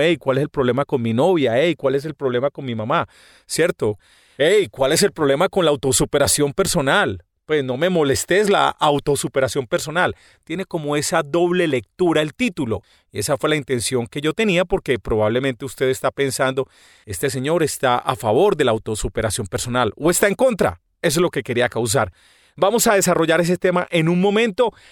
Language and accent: Spanish; Medellín, Antioquia, Colombia; los paisas somos las personas de Medellín.